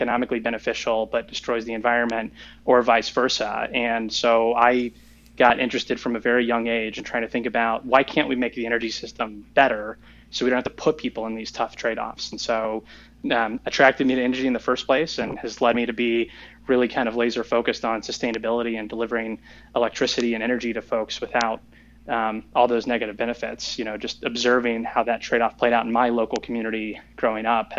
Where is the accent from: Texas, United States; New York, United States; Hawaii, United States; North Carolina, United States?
Texas, United States; Riesel; my hometown is Riesel, Texas, a really small town, around 1,000 people live there in central Texas